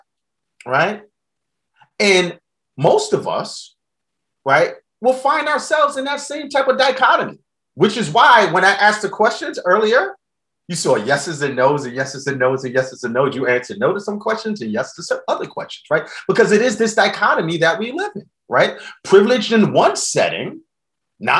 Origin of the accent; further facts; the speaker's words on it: New York City, New York, United States; I grew up in the South Bronx, New York during the crack epidemic